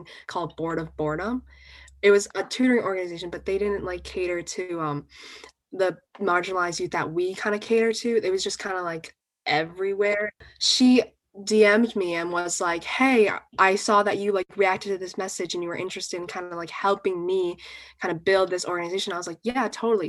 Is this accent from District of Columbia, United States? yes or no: no; New York, United States; I'm from New York